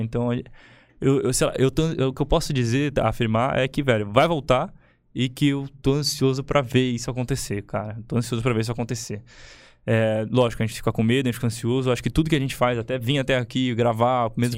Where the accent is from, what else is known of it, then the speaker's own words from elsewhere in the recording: ABC Paulista, São Paulo, Brazil; eu que sou da ABC